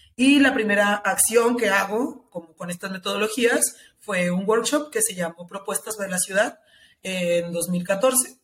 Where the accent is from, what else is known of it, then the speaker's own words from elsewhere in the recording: Tepatitlán, Jalisco, Mexico; also born or lived in Guadalajara; Tepatitlán, que es la ciudad de donde yo soy, es una hora aquí de Guadalajara